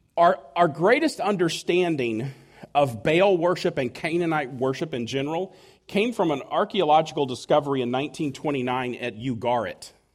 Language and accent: English; United States; I could not have been more proud to have been an American.